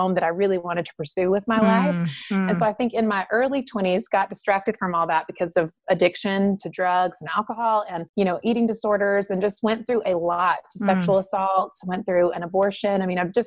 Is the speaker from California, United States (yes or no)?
no; Eden, North Carolina, United States; moved away as an adult; also born or lived in Los Angeles; I was born and raised in the South in North Carolina. So that's where I'm from.